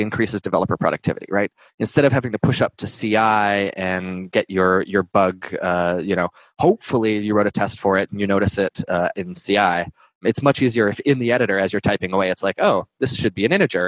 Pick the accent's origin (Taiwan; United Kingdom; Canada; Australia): Canada; moved away; I'm Canadian originally, so my French accent can drive a little bit more in there.